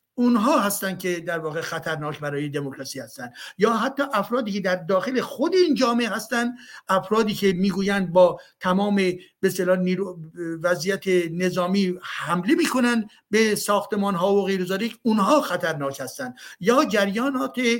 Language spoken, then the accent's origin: Persian; Iran; now in France; من فرانسوی ایرانی هستم